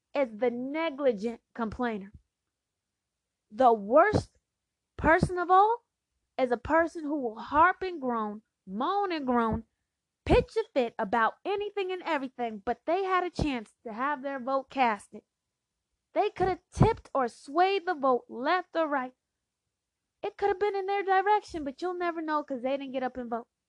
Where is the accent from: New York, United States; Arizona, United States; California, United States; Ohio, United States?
Arizona, United States; Phoenix; I'm from Phoenix